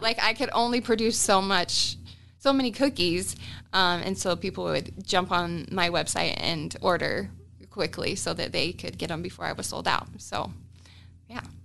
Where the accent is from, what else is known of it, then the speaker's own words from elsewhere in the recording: Utah, United States; moved away as an adult; now in Omaha, United States; so me and my family, we're from Utah.